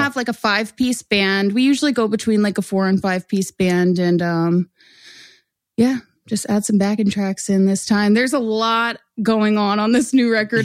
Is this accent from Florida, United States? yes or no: no; Orland, Pennsylvania, United States; I grew up in Montgomery County, so I grew up in a town called Orland